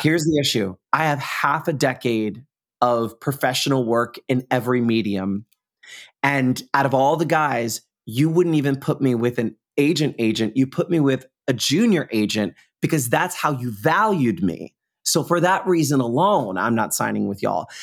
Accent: New York, United States; being a New Yorker

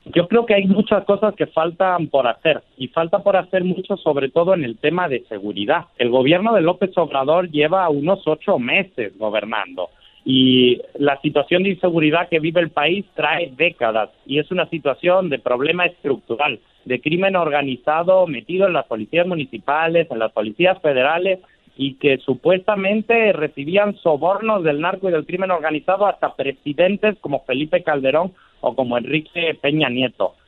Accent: Spain; now in Mexico City, Mexico; yo soy ciudadano español

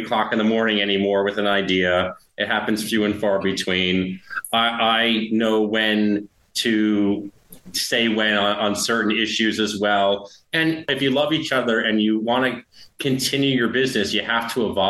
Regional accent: New York, United States; I'm a New Yorker

